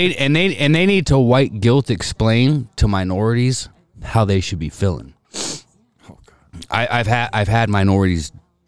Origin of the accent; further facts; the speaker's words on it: Spokane, Washington, United States; Well, growing up in Spokane